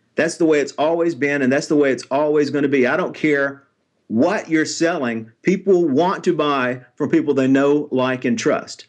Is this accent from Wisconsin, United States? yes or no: no; Nashville, Tennessee, United States; I'm born and raised in Nashville, Tennessee